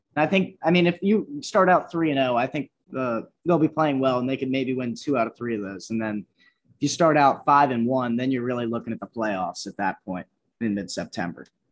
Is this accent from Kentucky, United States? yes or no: yes; Dayton, Kentucky, United States; my hometown team